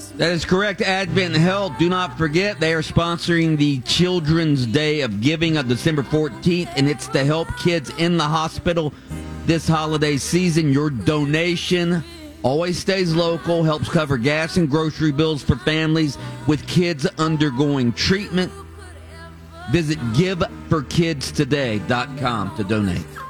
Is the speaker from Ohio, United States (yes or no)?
no; near Gainesville, Florida, United States; I grew up right near Gainesville.